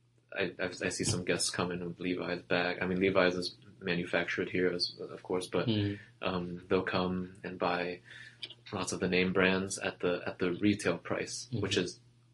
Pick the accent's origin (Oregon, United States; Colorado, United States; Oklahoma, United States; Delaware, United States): Delaware, United States; you drove past my hometown for sure.